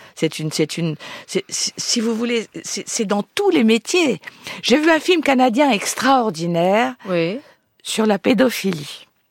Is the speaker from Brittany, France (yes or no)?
no; Tourcoing, Hauts-de-France, France; je suis née à Tourcoing-Nord, je suis ch'ti